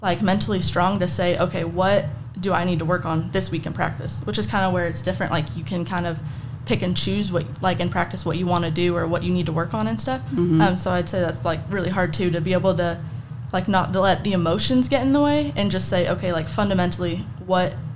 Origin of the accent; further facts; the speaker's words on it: Prescott, Arizona, United States; moved away as an adult; now in Alpine, United States; I'm from Prescott, Arizona